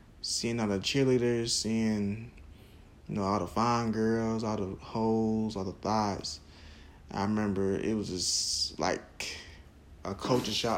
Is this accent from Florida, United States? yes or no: yes; Jacksonville, Florida, United States; Arlington, you know, Jeff Davis, you know, typical schools in Duval County